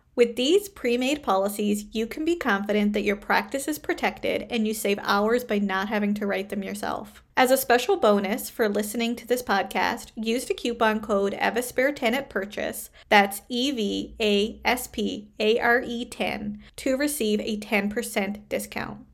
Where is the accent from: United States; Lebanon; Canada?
Canada; I am a Canadian social worker